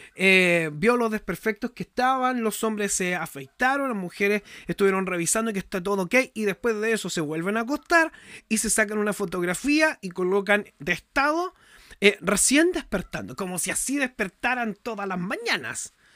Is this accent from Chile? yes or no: yes; Chile; yo soy chileno.